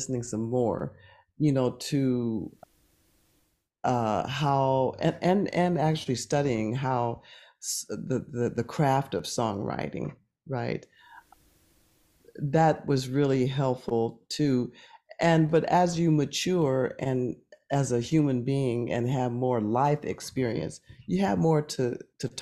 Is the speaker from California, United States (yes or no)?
yes; Oakland, California, United States; growing up in Oakland